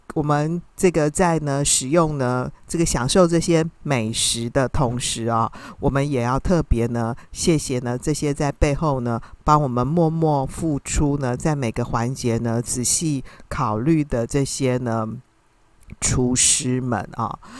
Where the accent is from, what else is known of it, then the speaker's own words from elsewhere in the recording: Taiwan; 我们台湾人好像特别喜欢吃锅啊